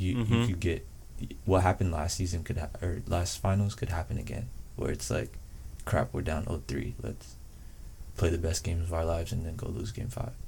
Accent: Florida, United States; I'm from Florida.

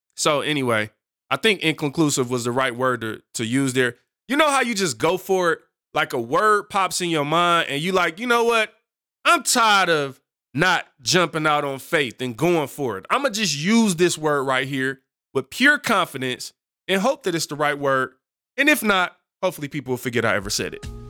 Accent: United States; speaking as an American

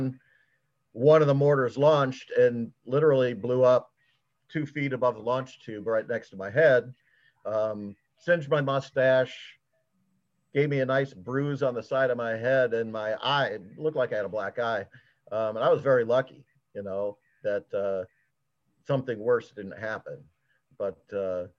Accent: Geneseo, Illinois, United States; now in Mahomet, United States; I grew up in Geneseo near the Quad Cities

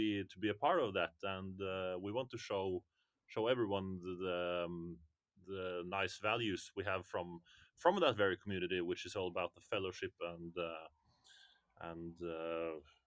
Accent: Norway; We are Blas Mafian from Norway

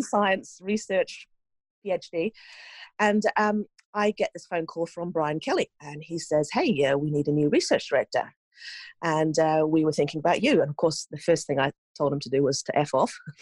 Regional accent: Norway; moved away as an adult; also born or lived in New Zealand; I grew up in Norway

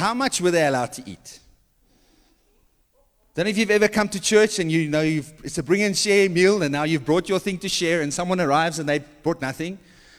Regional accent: South Africa; Well, we're South African, so we understand this.

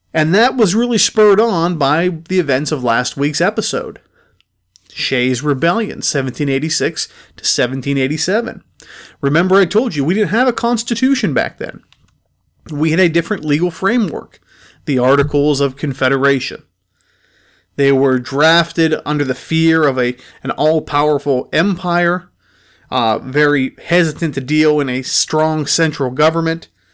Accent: Pittsburgh, Pennsylvania, United States; my hometown of Pittsburgh, Pennsylvania

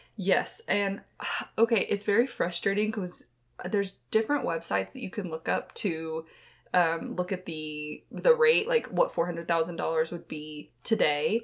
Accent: Texas, United States; we hail from Texas

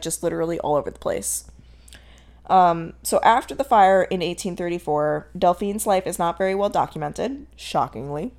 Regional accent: Connecticut, United States; I said that with such a southern accent, because I was born and raised in Connecticut

